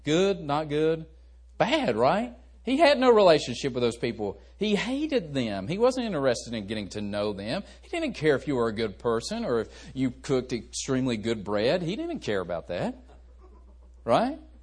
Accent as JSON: {"language": "English", "region": "West Virginia", "country": "United States", "tie": "born or raised there", "said": "I was raised in West Virginia. We're just a bunch of hillbillies down there."}